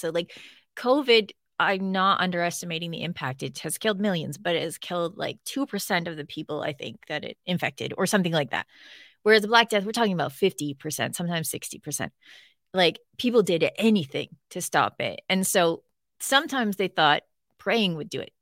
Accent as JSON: {"language": "English", "region": "Northern Ontario", "country": "Canada", "said": "I'm from Northern Ontario"}